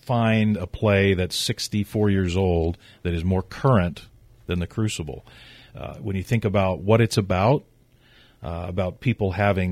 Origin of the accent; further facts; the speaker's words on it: Missouri, United States; Growing up in Missouri in the Show Me State